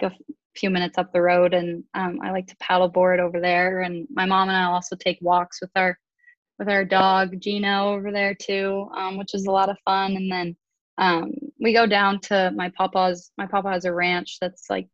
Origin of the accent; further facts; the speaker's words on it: Texas, United States; I'm from Texas, so I'm a big country fan